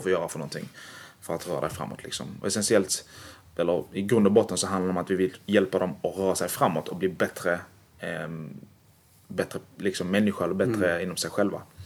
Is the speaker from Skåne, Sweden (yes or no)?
yes; Malmö, Skåne, Sweden; Jag är från Malmö helt och hållet